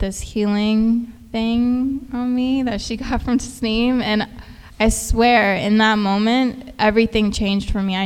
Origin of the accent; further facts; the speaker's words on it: Houston, Texas, United States; I grew up in Houston